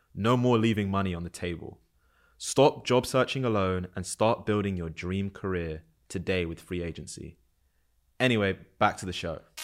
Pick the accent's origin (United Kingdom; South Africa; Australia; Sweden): United Kingdom; London; moved away as an adult; also born or lived in New Jersey; now in New York, United States; I grew up in London from the U K.